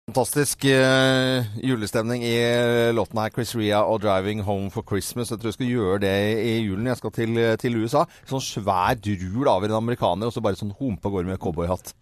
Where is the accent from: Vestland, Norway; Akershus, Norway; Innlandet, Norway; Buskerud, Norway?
Vestland, Norway; Voss; jeg er jo vossing